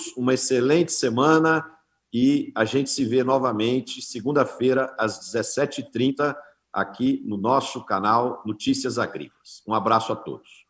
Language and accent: Portuguese; Brazil; nós como brasileiros